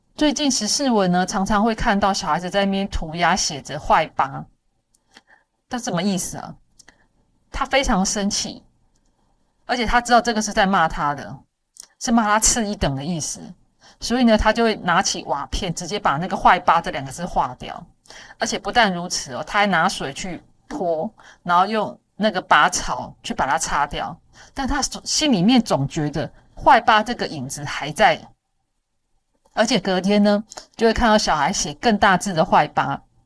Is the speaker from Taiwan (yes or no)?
yes; Taiwan; 我们台湾人看这些新闻哦